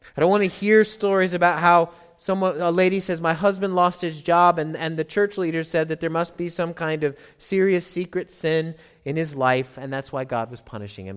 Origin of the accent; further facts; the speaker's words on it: United States; I'm American